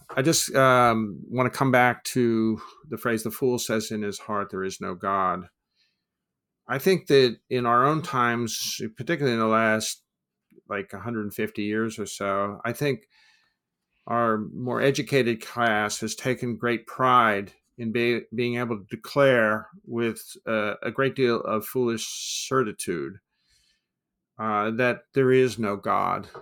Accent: United States; as an American

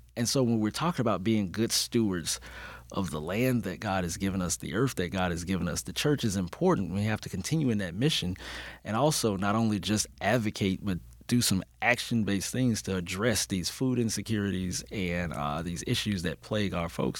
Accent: Birmingham, Alabama, United States; moved away as an adult; now in Atlanta, United States; when I returned home, uh, to my hometown, Birmingham, Alabama

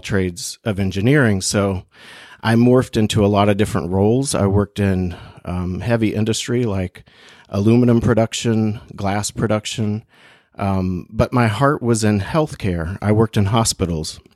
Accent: Bluefield, West Virginia, United States; moved away as an adult; also born or lived in China / Portugal; I went to school in West Virginia. That's where I grew up. Mm-hmm. Um, I grew up in Bluefield, a small town in the South

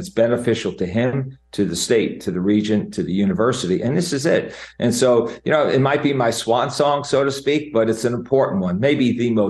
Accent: Jersey Shore, New Jersey, United States; I'm a Jersey Shore guy, as you are too. Growing up on the Jersey Shore, very, very special place for me

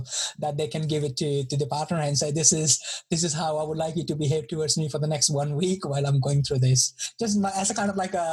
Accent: Delhi, India; I grew up in India. I grew up in Delhi

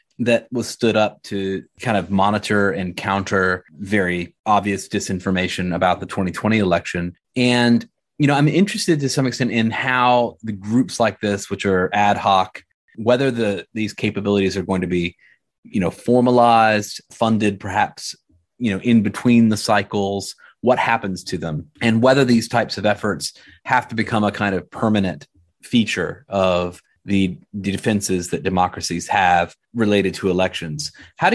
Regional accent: United States; as an American

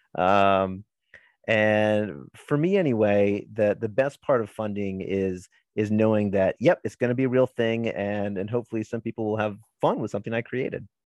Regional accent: Maryland, United States; born and bred from Maryland

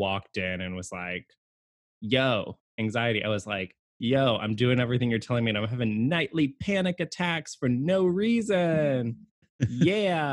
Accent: Fredericksburg, United States; moved away; where I grew up in Fredericksburg.

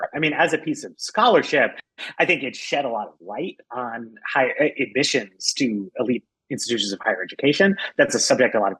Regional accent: New York City, New York, United States; I was a kid. I grew up in New York and Rudy Giuliani was mayor

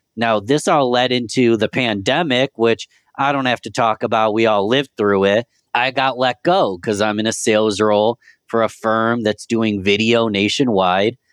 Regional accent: Rochester, New York, United States; I'm from Rochester, New York

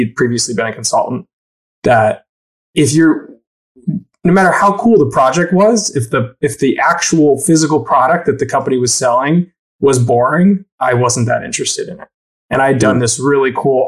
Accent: Syracuse, New York, United States; also born or lived in Raleigh, North Carolina / Ithaca, New York; I grew up in Syracuse, New York

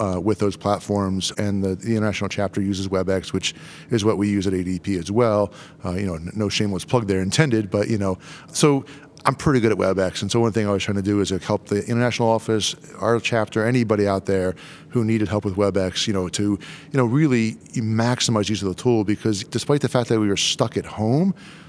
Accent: Delaware, United States; we're both from Delaware

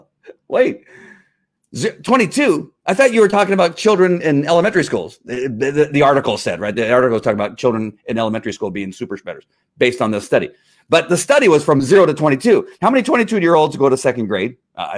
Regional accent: Texas, United States; I'm a Texan

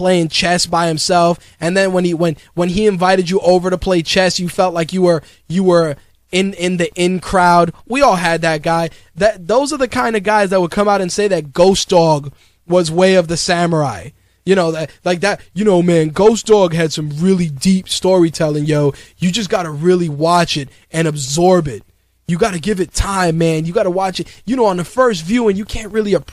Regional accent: New York City, New York, United States; I grew up in the Bronx in the 80s during the crack era

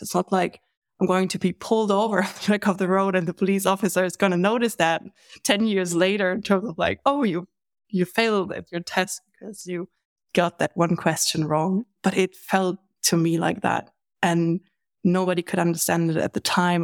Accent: Germany; I'm from Germany.

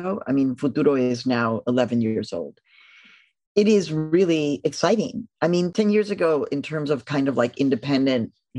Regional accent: Mexico; moved away; all of my cousins that I grew up with in Mexico

